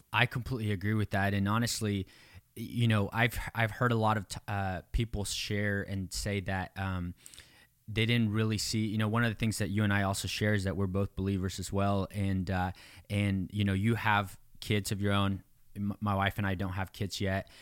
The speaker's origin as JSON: {"language": "English", "country": "Mexico", "tie": "born or raised there", "said": "I was born in Mexico. I, you know, grew up in poverty"}